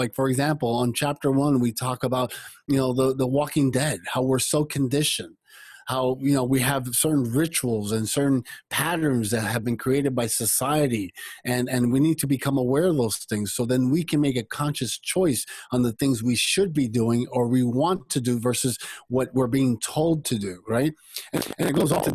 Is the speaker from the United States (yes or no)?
yes; United States; also born or lived in Cuba; when I came to the United States, I came with my mother